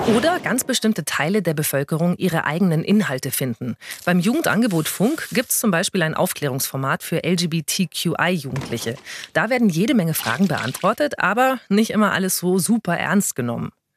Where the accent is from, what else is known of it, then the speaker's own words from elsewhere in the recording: Germany; Bei uns in Deutschland